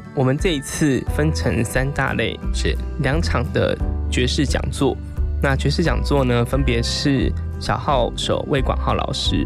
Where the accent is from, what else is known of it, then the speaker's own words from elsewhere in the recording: Taiwan; 我们台湾人在异乡演出